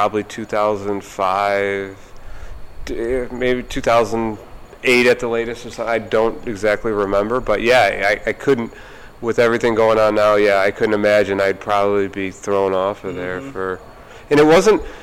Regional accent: Cleveland, Ohio, United States; moved away; I grew up in Cleveland

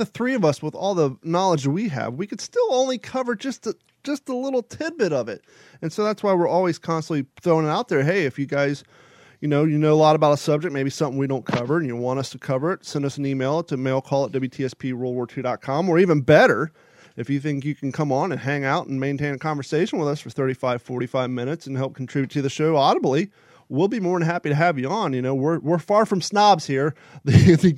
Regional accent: United States; also born or lived in Kentucky / Ohio / California; now in Florida, United States; I grew up in Kentucky and Ohio

